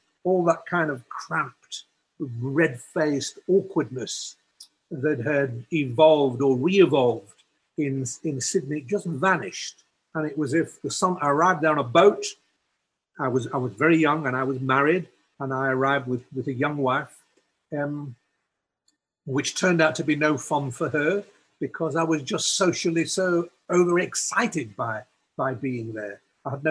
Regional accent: England, United Kingdom; growing up in England, at Cambridge

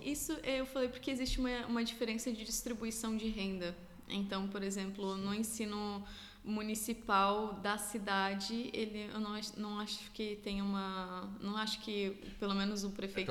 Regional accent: Lages, Santa Catarina, Brazil; moved away as an adult; also born or lived in Blumenau, Brazil / Otacílio Costa, Brazil / Alentejo, Portugal; now in Portugal; eu morava, é, meus pais moravam depois no interior de Otacílio Costa, que é próximo a Lages. Então, tipo, eu estudava em Lages e vivia em Lages

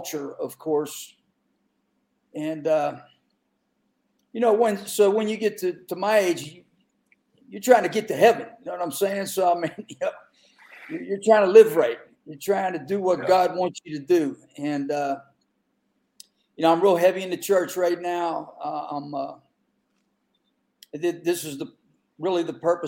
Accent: Western Pennsylvania, United States; I grew up in Western Pennsylvania, and, you know, it's coal mining

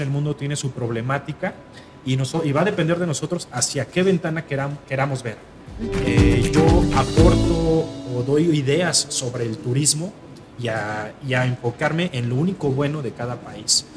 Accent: Mexico; como cualquier mexicano, tengo un amor muy grande por mi país.

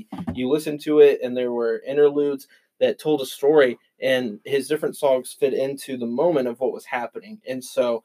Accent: Midwest, United States; any other white kid growing up in the Midwest in the 2000s

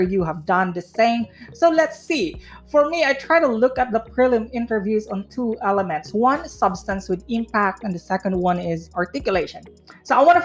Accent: Philippines; as a Filipino and a pageant fan myself

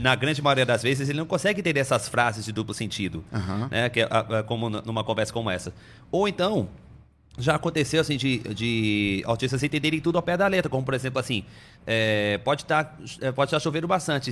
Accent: Salvador, Bahia, Brazil; first language Portuguese; moved away; also born or lived in Amazonas; acabei sendo registrado como nascido em Salvador, na Bahia né? Onde eu passei boa parte da minha infância, né? E da adolescência também.

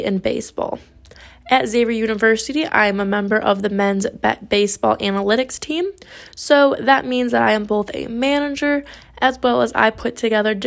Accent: Grosse Ile, Michigan, United States; moved away as an adult; now in Cincinnati, United States; I was born and raised just outside of Detroit, Michigan, in a small city by the name of Groseal

